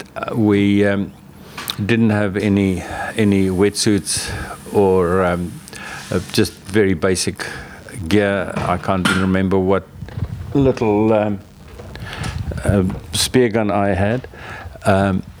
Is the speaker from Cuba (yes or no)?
no; Cape Town, Western Cape, South Africa; moved away as an adult; now in Oamaru, New Zealand; I grew up in Cape Town